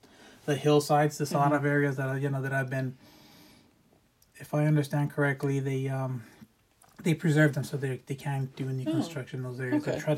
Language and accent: English; Santa Clarita, California, United States; also born or lived in San Fernando, California; We've always lived in Santa Clarita, but I was born in San Fernando